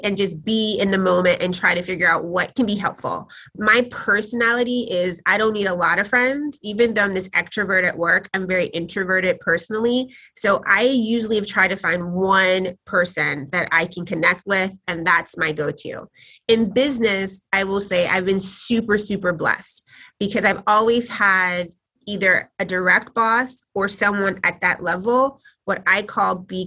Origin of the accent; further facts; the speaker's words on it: Tennessee, United States; now in New York, United States; I grew up in Tennessee